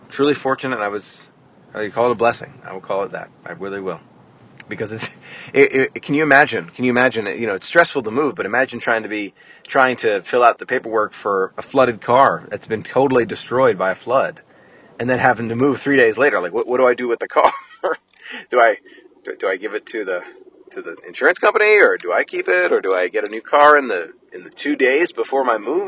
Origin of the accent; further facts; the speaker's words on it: United States; I'm, I'm American